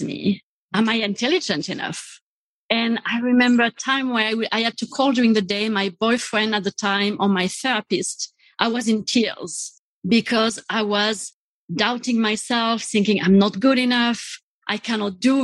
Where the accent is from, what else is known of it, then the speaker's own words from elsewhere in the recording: south of France, France; moved away; I grew up in France. And I grew up in the south of France on a farm in the countryside